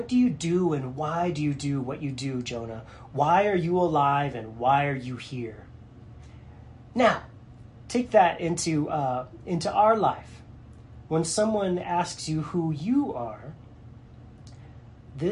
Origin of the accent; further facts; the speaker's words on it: United States; for me as an American